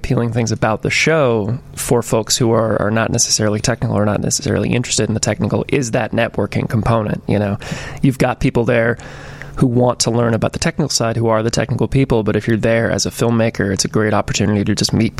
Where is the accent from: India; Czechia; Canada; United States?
United States; Georgia; moved away as an adult; now in Chicago, United States; I'm from Georgia initially. Came to Chicago 8 years ago at this point.